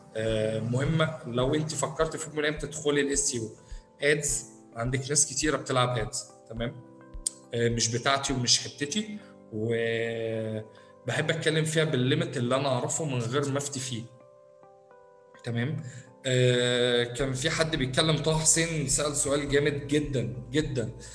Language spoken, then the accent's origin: Arabic; Egypt; عندنا في مصر